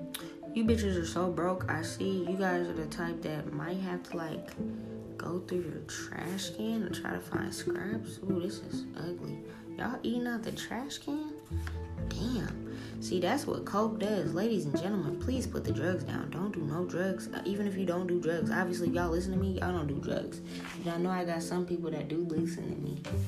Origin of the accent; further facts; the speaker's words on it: New Orleans, Louisiana, United States; You're from Cali and I'm from New Orleans, bitch.